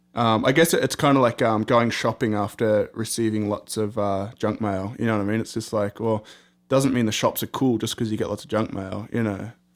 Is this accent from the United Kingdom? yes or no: no; Australia; being Australian